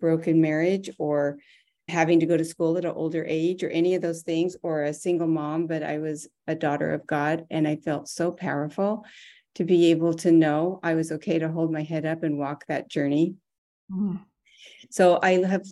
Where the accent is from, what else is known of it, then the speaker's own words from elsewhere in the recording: Arizona, United States; I was raised in Arizona